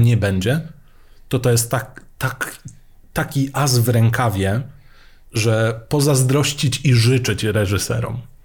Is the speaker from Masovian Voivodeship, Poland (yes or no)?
no; Mielec, Subcarpathian Voivodeship, Poland; Pochodzę z Mielca. Dwa piętra pode mną mieszkała teściowa Grzegorza Lato.